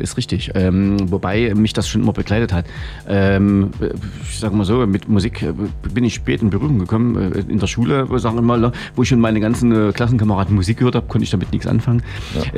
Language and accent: German; Freiberg, Saxony, Germany; in Freiberg, äh, dort wo ich herkomme